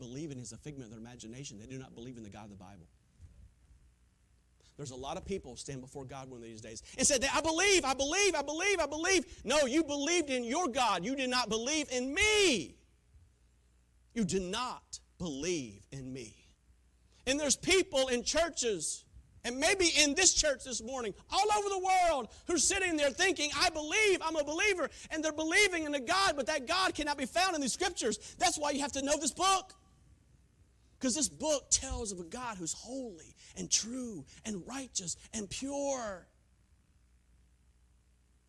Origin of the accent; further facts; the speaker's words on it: Taylors, South Carolina, United States; growing up in Taylor's, Greenville, South Carolina